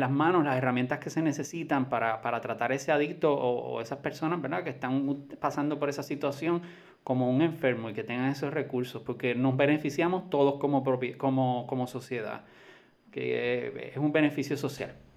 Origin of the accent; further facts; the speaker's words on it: Puerto Rico; como puertorriqueño